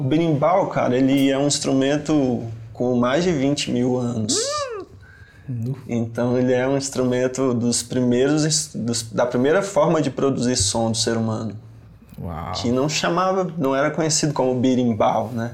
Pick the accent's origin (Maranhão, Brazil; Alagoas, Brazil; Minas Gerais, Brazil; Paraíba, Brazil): Minas Gerais, Brazil; Belo Horizonte; A rua Ritmo, que é onde eu cresci, onde tá a minha história, minha infância